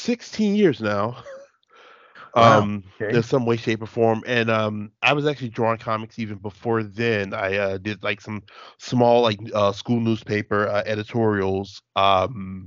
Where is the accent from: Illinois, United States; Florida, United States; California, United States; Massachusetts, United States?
Illinois, United States; Chicago; I'm from Chicago, so it's just like a suburb, a few miles out